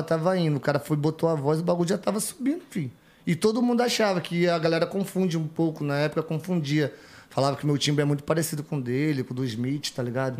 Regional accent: Rio de Janeiro, Brazil; moved away as an adult; now in São Paulo, Brazil; sou carioca

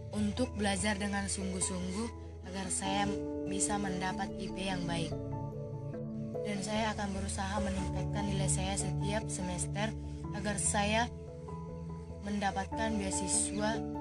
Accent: Persawahan Samosir village, Pahajai district, North Tapanuli Regency, North Sumatra, Indonesia; Saya berasal dari Desa Persawahan Samosir, Kecamatan Pahajai, Kabupaten Tapanuli Utara

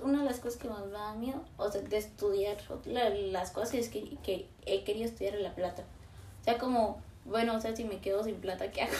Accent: Colombia; nosotros que no somos de Bogotá ni como una ciudad así como súper importante

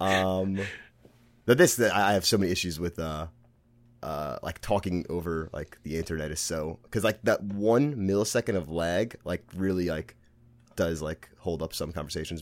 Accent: New York City, New York, United States; accent: Brooklyn; I'm from Brooklyn, if you can tell from my accent

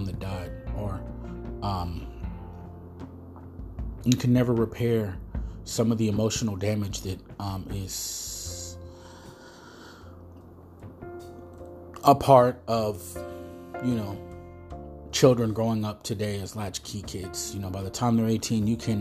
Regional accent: United States; being Mexican American

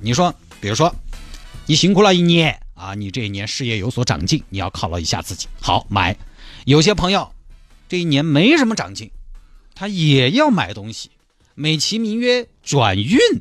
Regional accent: Chengdu, Sichuan, China; 峨眉山对我们成都人来说近郊

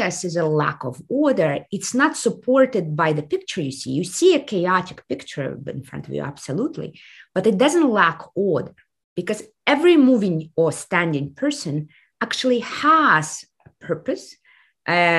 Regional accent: Kazakhstan; moved away; I come from the Soviet Union, which has collapsed exactly 30 years ago last year. And right now we are in day three of revolution in my home country of Kazakhstan.

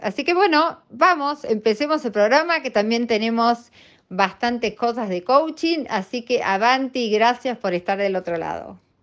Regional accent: Argentina; cómo somos las argentinas a la hora de vestirnos

